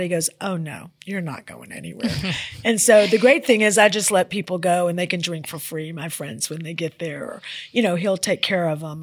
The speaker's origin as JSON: {"language": "English", "town": "Memphis", "region": "Tennessee", "country": "United States", "tie": "born or raised there", "also_born_or_lived": "New York City", "said": "that's my hometown, and I have a lot of a lot of love for it"}